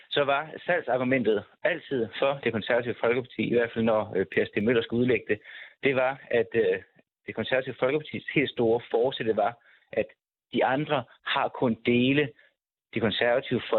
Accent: Southern Denmark, Denmark; Jeg er med direkte fra Sønderjylland.

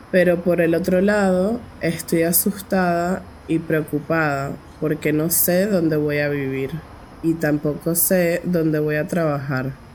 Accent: Caracas, Capital District, Venezuela; tengo 19 años y soy de Caracas, la capital de Venezuela

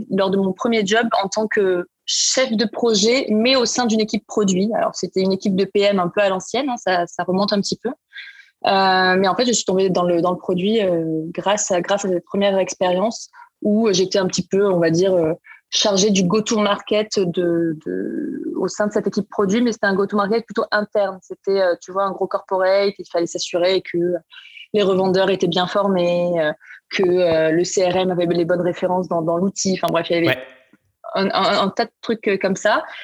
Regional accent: Marseille, Provence-Alpes-Côte d'Azur, France; je suis originaire de Marseille. Euh, j'ai grandi, euh, j'ai grandi là-bas

